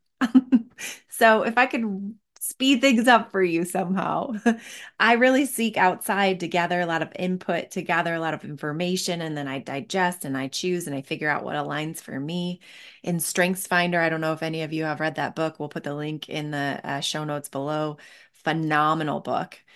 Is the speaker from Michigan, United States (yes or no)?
yes; Northville, Michigan, United States; moved away as an adult; also born or lived in Seattle; now in Denver, United States; I grew up in Northville, Michigan